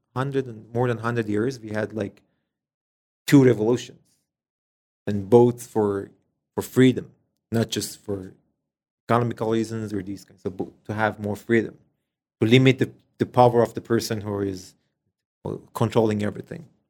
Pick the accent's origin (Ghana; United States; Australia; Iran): Iran; English is a second language; moved away as an adult; now in Canada; we're coming from Middle East